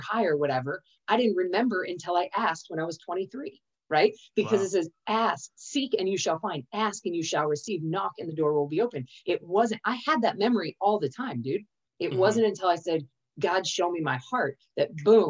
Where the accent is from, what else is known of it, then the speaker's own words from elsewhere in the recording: California, United States; I was born in California